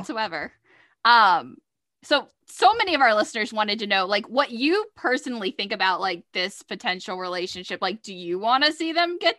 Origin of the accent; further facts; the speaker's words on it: the South, United States; I'm from the South